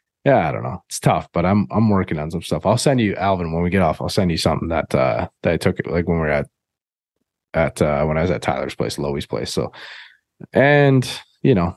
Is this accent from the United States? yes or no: no; Canada; I'm Canadian